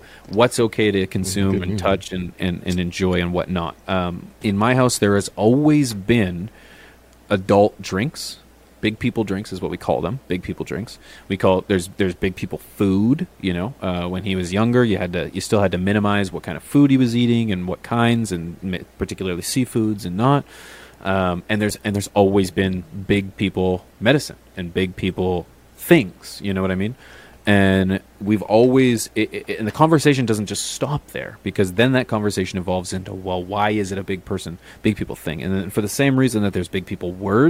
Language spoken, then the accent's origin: English; Canada; As Canadian, you can only smoke outside for 5 months of the year